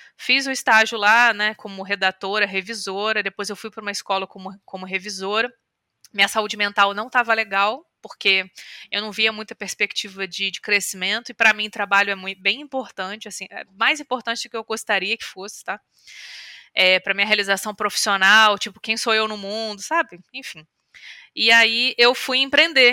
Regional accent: Volta Redonda, Rio de Janeiro, Brazil; eu nasci em Volta Redonda, que é uma cidade do estado do Rio

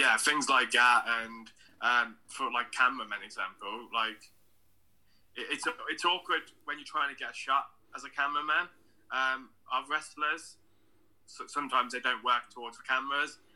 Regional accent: Redditch, West Midlands, United Kingdom; I'm from Redditch in the West Midlands

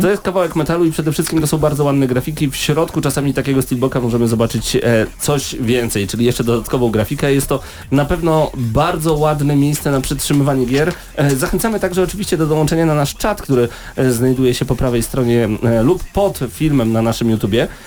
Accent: Poland; jestem z Polski

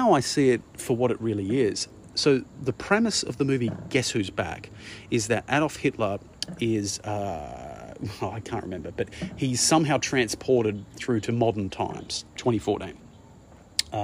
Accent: Broken Hill, New South Wales, Australia; I grew up in Broken Hill

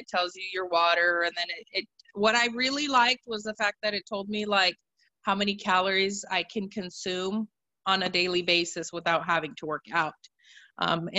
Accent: Oregon, United States; moved away as an adult; also born or lived in Russia; now in Missouri, United States; I'm originally from Oregon. I was actually born in Russia, but I'm originally from Oregon.

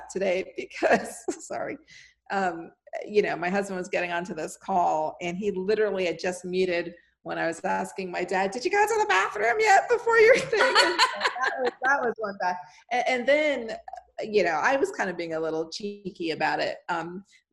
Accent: Miami, Florida, United States; moved away; I was born and raised in Miami

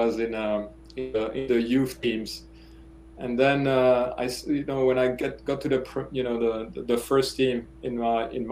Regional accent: Namur, Wallonia, Belgium; moved away; also born or lived in Brussels, Belgium / Georgia, United States; So I was born in Brussels. And then, you know, my family moved to the south of the country, Namur.

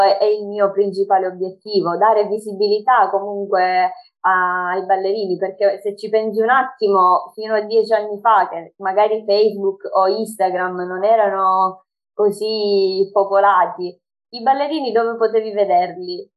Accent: Sicily, Italy; Ho 25 anni e vengo dalla Sicilia

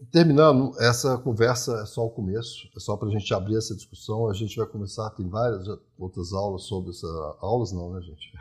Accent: interior of Minas Gerais, Brazil; eu também sou rural, né? eu também sou do interior de Minas

